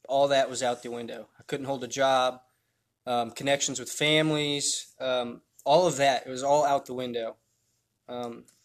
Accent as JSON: {"language": "English", "region": "Indiana", "country": "United States", "tie": "born or raised there", "said": "I was born in Indiana, 1992, so I'm 27 now. I had a good childhood"}